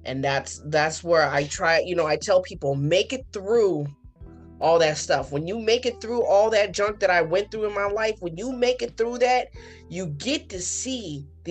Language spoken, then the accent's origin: English; United States; I am a born citizen of United States.